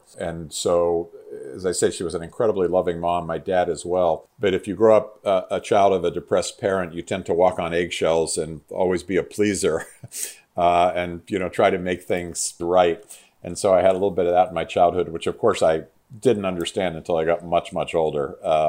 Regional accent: Pittsburgh, Pennsylvania, United States; Yeah, so I grew up in Pittsburgh, Pennsylvania, which was a, you know, on the East Coast and a real steel town.

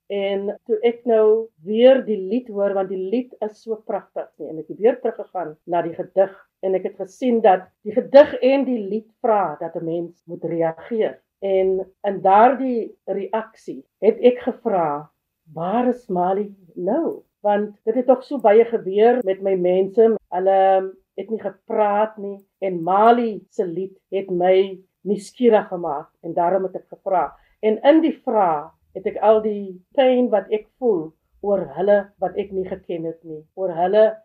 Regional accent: Worcester, Western Cape, South Africa; now in Kuils River, South Africa; ek is gebore op Poster, 73 Kaap toe gekom

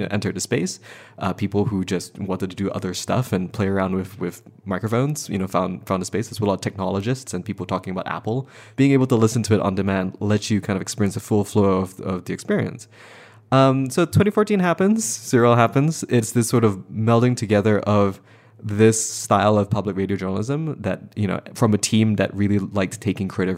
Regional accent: Malaysia; now in United States; so I'm not from this country. I'm from Malaysia

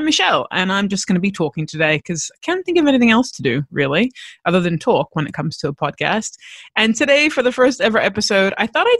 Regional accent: United States; now in Australia; I am American, but I live in Australia

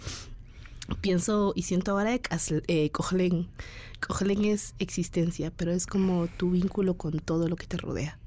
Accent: Guatemala; moved away as an adult; also born or lived in Guatemala City; mi pueblo, en Guatemala

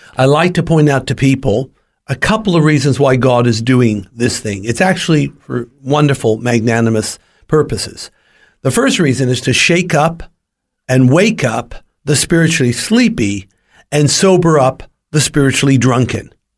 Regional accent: California, United States; I was born and raised in California

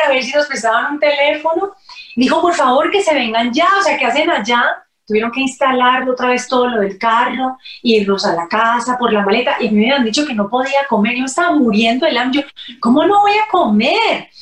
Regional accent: Cali, Valle del Cauca, Colombia; en mi tierra, en Cali

